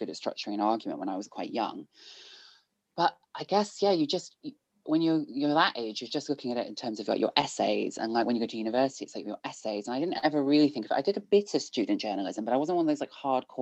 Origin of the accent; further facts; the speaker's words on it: Bristol, South West England, United Kingdom; I grew up in Bristol. Pretty much my entire life from birth until I went to university